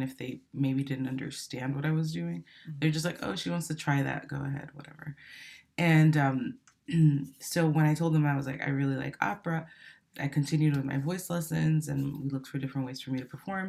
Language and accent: English; Miami, Florida, United States; also born or lived in Santo Domingo, Dominican Republic / New Jersey, United States; I grew up there until I was about eight, and then from there I went to Miami, Florida, and I would say that I got started with music after I moved to Miami, and I was in like fifth grade